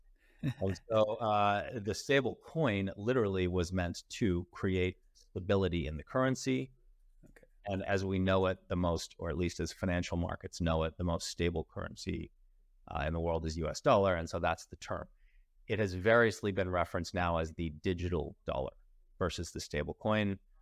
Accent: United States; I'm American

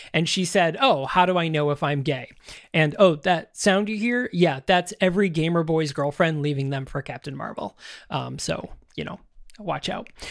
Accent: Syracuse, New York, United States; my hometown right here in Syracuse

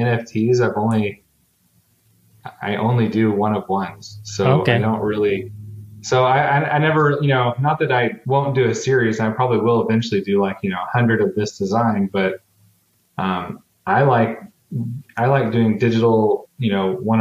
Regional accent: Texas, United States; I'm from Texas

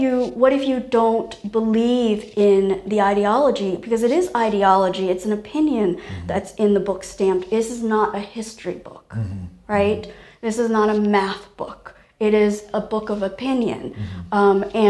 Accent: Taiwan; I was born in Taiwan

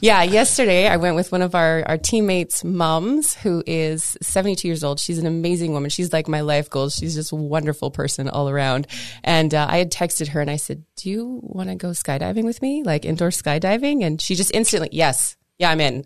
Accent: Canada; I'm metric, right? I'm Canadian

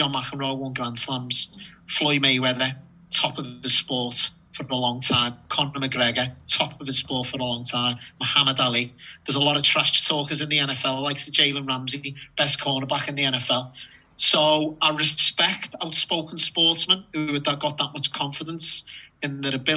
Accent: United Kingdom; you're expected as a Brit

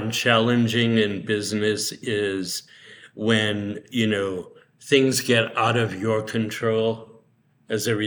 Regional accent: Medford, Massachusetts, United States; now in Palm Springs, United States; I grew up in Medford, Massachusetts, which was maybe 5 miles north of Boston

